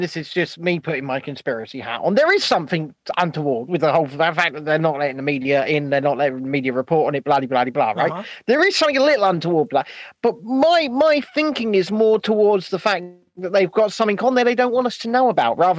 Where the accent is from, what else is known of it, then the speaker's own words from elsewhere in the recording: Ireland; Because I was born in Ireland, I'm Irish, not Romulan.